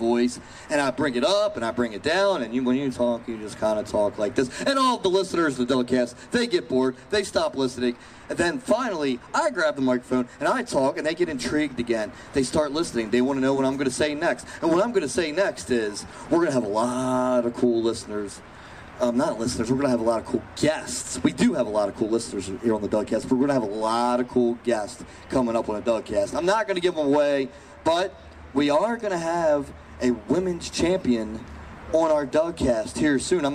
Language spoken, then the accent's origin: English; Baltimore, Maryland, United States; I fly home to Baltimore tomorrow. I can't wait to go back to my hometown.